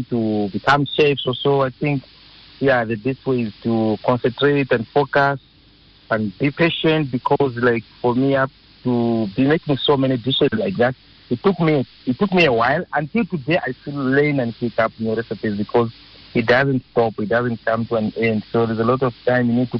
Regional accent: Malawi; now in South Africa; My mother and my auntie, they used to have a restaurant in Malawi, because I'm originally from Malawi

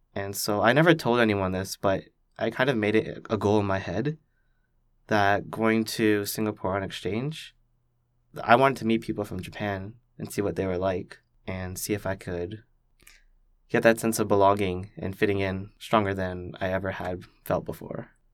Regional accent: Richmond Hill, Ontario, Canada; also born or lived in Toronto; I just grew up in a very typical Canadian fashion for where I lived in Richmond Hill

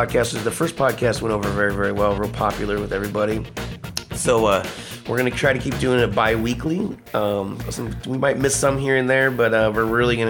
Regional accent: Howe, Indiana, United States; my hometown is Howe, Indiana

